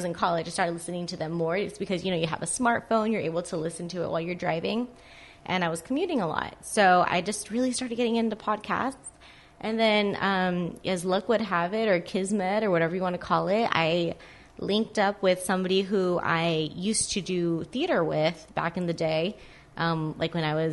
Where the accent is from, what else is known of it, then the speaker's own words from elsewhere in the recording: Whittier, California, United States; I've lived in Whittier for like 21 years now. I went to all the schools here